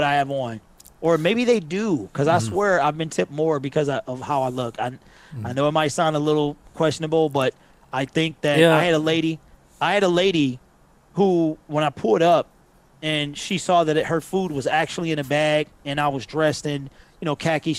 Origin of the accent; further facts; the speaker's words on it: Detroit, Michigan, United States; I've always been a West Sider.